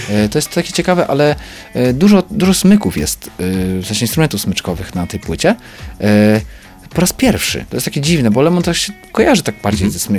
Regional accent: Lemko Region, Poland; Ja jestem łemkiem. Mhm więc jestem, no, powiedzmy, góralem, tak? No, można tak powiedzieć. I, um, i mam, mam swój język

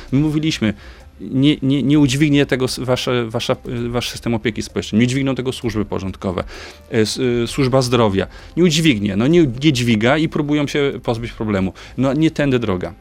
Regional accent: Opole Voivodeship, Poland; będę na mojej rodzinnej Opolszczyźnie. Y, w, z której pochodzę

